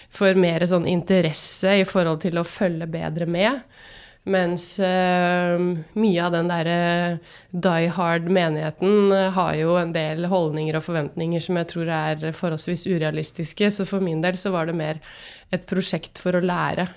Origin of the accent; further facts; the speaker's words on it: Drammen, Buskerud, Norway; moved away as an adult; also born or lived in Bergen; Født og oppvokst i Drammen